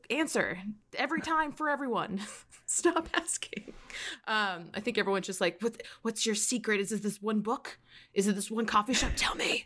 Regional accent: United States; accent: American; As an American, I'm just like, it's American accent

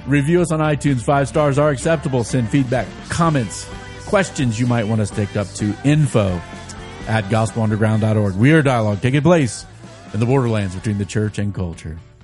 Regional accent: United States; as American Christians

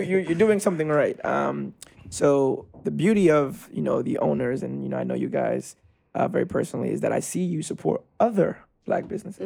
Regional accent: New York City, New York, United States; I'm a Brooklyn native, uh, born and raised in Brooklyn

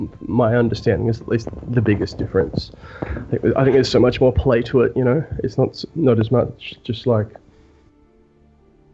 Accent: Australia; I am from Australia, which is in the Southern Hemisphere

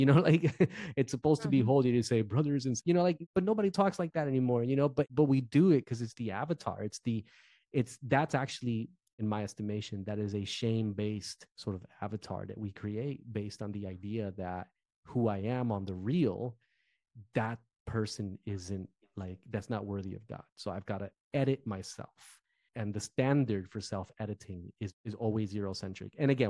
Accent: Newark, New Jersey, United States; moved away as an adult; So like I'm from Jersey. I'm a Jersey boy. I've always been a Jersey boy. I was born and raised in Newark, New Jersey. Sort of urban culture, right?

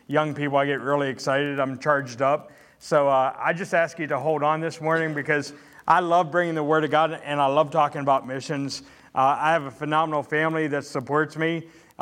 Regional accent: Pittsburgh, Pennsylvania, United States; moved away; also born or lived in Illinois; I am from Pittsburgh

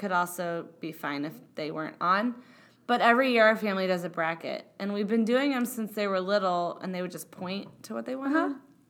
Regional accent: Indiana, United States; I am from Indiana, which is a very big basketball state.

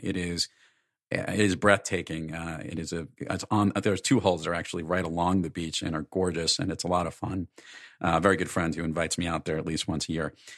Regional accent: New York, United States; I'm from New York

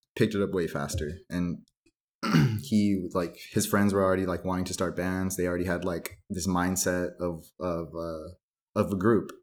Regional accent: San Gabriel Valley, California, United States; also born or lived in Duarte / Covina; I grew up in the San Gabriel Valley, uh, all over, all over the place

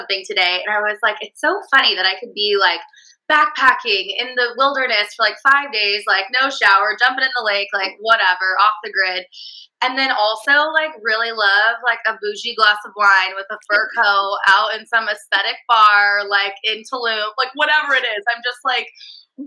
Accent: California, United States; accent: California accent; valley girl; my California accent

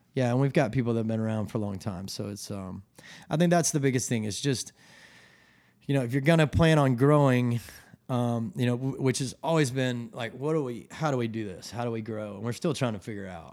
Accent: Atlanta, Georgia, United States; moved away as an adult; also born or lived in New York / Colorado; now in Charleston, United States; I'm from Atlanta, Georgia. Um, I grew up there, and my parents still live in the same house.

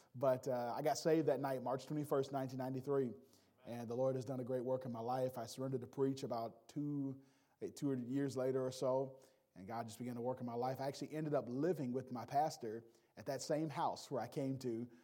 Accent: Milwaukee, Wisconsin, United States; also born or lived in Gary, Indiana; I grew up mainly in Milwaukee.

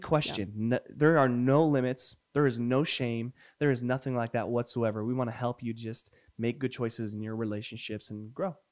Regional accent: New Mexico, United States; moved away; also born or lived in Puyallup, Washington; growing up in New Mexico

